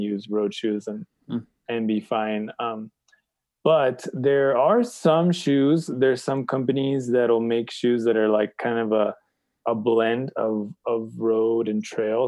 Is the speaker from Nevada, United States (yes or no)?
no; San Clemente, California, United States; I was born in California in San Clemente